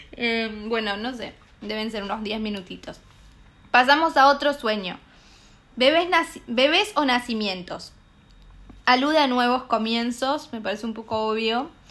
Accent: Argentina; En mi pueblo, en el lugar de donde yo soy, va, en Argentina en general

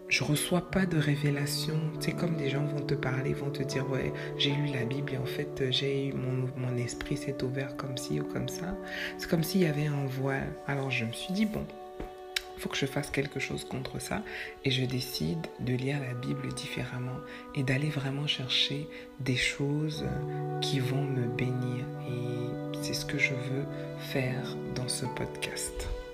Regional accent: Quebec, Canada; chez nous au Québec

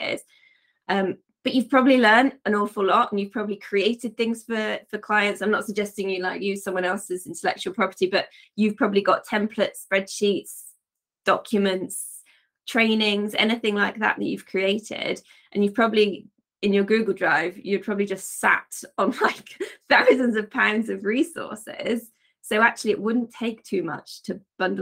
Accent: Wiltshire, South West England, United Kingdom; moved away as an adult; also born or lived in Devon; now in France; I was born in Devon, but I sort of grew up in Wiltshire

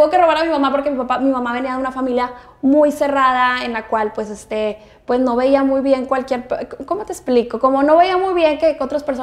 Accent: Monterrey, Nuevo León, Mexico; pues yo soy orgullosamente de Regiomontana, estoy muy contenta de ser regia 100%. La verdad es que mi tono, mi acento, siempre me dicen que no es como la la típica regia

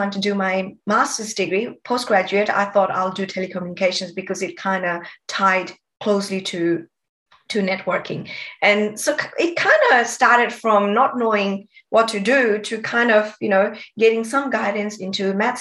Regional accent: Nepal; moved away as an adult; now in Sydney, Australia; I was born and brought up in Nepal

